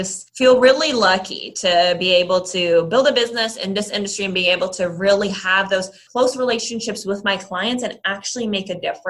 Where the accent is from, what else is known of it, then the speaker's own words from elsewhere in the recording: Netherlands; also born or lived in Ireland; now in United States; So my family actually grew up in Europe. And so really the first half of my life I spent in the Netherlands and in Ireland.